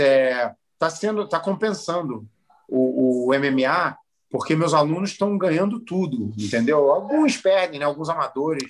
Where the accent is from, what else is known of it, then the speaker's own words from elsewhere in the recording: Rio de Janeiro, Brazil; moved away as an adult; now in Philadelphia, United States; Eu sou carioca, porra, eu fui criado no Rio de Janeiro.